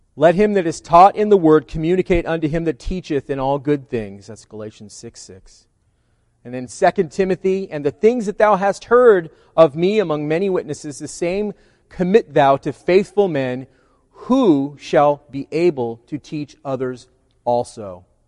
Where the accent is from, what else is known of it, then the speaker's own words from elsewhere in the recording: California, United States; I'm a Californian